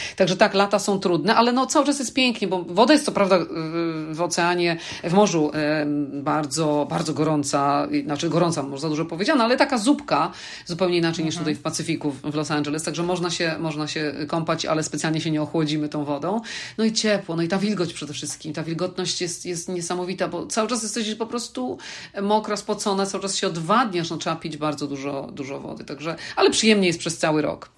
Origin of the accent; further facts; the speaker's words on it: Poland; moved away; pochodzę z Polski